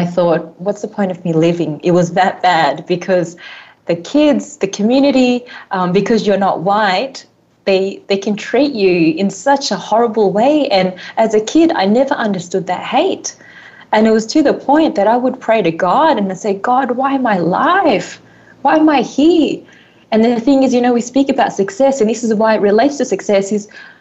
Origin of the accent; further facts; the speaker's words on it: Australia; I grew up in Australia, born in Australia.